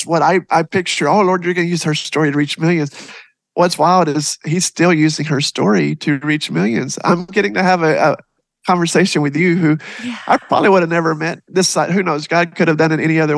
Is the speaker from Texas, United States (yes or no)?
yes; Texas, United States; I am actually from Texas